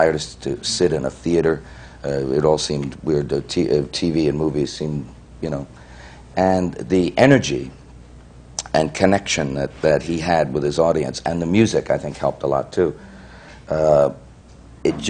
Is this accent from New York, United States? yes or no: yes; New York, United States; I grew up in New York